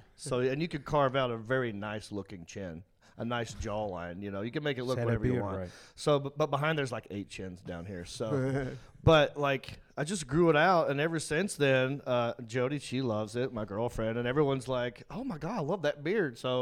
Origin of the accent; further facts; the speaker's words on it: Hickory, North Carolina, United States; I'm from Hickory.